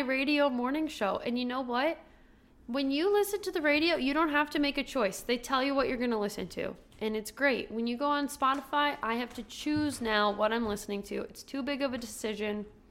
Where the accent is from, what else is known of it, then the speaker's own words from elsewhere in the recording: Minnesota, United States; as a Minnesotan